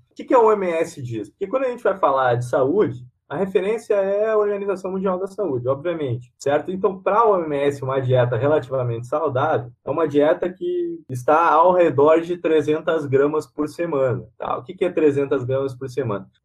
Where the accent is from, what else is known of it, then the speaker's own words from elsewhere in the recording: Rio Grande do Sul, Brazil; Porque assim, eu sou gaúcho, né?